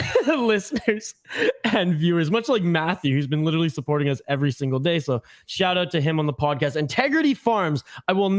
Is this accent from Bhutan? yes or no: no; Canada; I wear the Canadian flag with pride right now